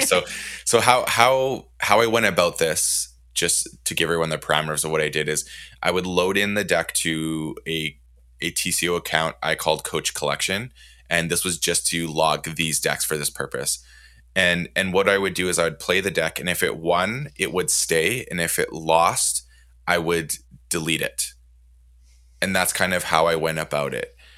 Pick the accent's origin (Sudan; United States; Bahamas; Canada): Canada; I'm Canadian